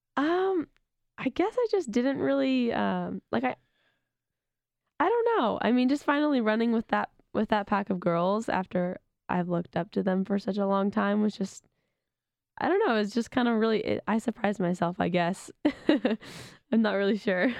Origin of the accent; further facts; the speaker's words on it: Sacramento, California, United States; moved away as an adult; being back in my hometown